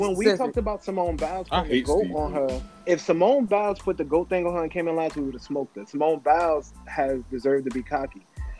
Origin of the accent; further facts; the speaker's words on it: United States; I talk shit about America and I'm from America.